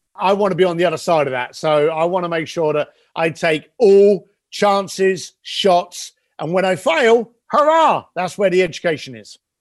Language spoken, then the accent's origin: English; London, United Kingdom; I am a kid from London that you know left school at the age of fifteen, became a bricklayer because that's what my dad was